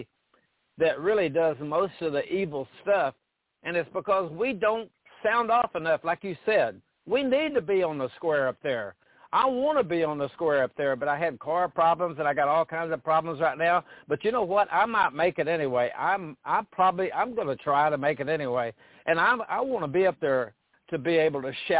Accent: Paris, Texas, United States; moved away; My hometown of Paris, Texas

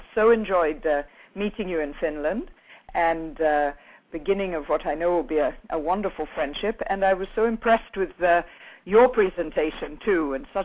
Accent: Brazil; I was brought up in Brazil my father was a cattle rancher, and I was had the great good fortune of being brought up on a farm

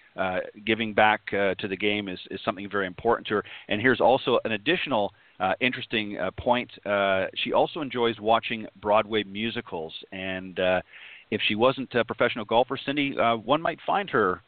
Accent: Canada; I'm Canadian

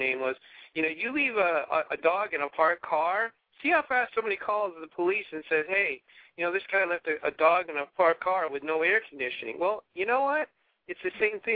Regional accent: Massachusetts, United States; I'm from Massachusetts

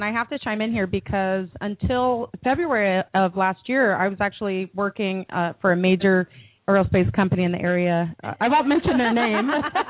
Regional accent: Hawaii, United States; now in Seattle, United States; I grew up in Hawaii

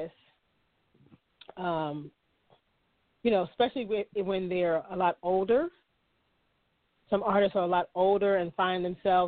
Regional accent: Maryland, United States; moved away; I am originally from Maryland

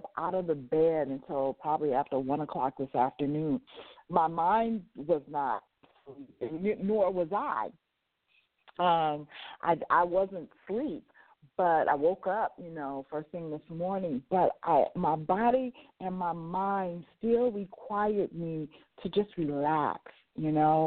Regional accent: Las Vegas, Nevada, United States; moved away; I grew up and lived in Las Vegas, Nevada, so I lived in a 24-hour setting where everything was open 24 hours

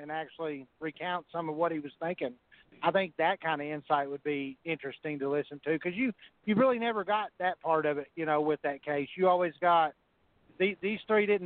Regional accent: Arkansas, United States; I'm from Arkansas

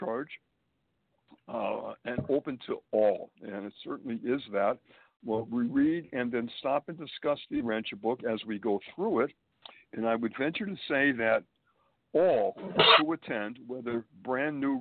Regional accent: Springfield, Massachusetts, United States; moved away as an adult; also born or lived in Boston, Massachusetts / Manhattan, New York; now in New York City, United States; I was born and raised in New England, Springfield, Massachusetts, to be exact

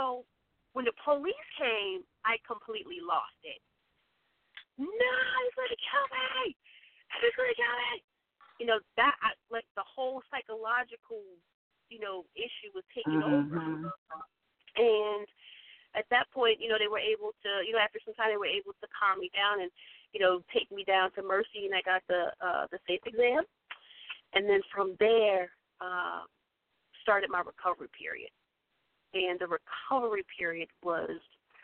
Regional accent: Baltimore, Maryland, United States; little old me from Hickory Street. I grew up in East Baltimore, in Washington.

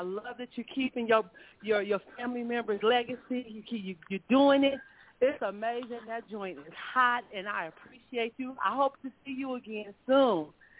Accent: California, United States; I'm from California. He came to our area in Victorville

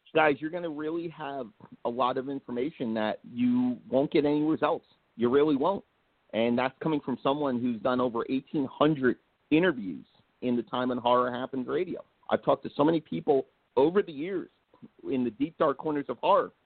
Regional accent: Blairstown, New Jersey, United States; I'm up north in Blairstown, New Jersey

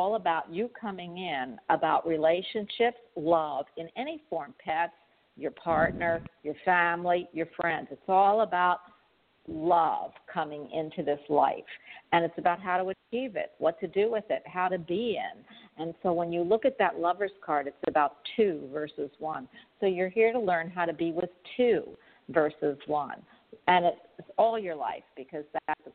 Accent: Philadelphia, Pennsylvania, United States; also born or lived in New York

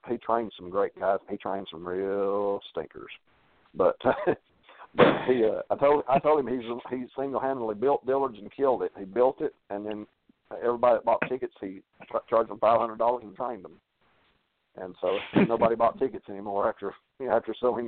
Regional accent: Lafayette, United States; this is my hometown

